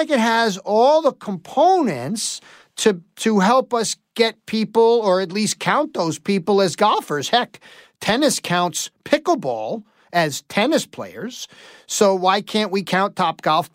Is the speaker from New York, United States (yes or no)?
yes; New York City, New York, United States; now in upstate New York, United States; I grew up in New York City